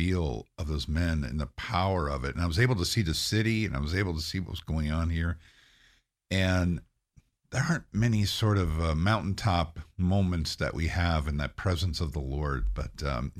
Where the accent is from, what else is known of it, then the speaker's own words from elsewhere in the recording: Philadelphia, Pennsylvania, United States; also born or lived in Cleveland; Yeah, so I was born in Cleveland, Ohio, left there about three, went to Philadelphia area, grew up in Philadelphia area.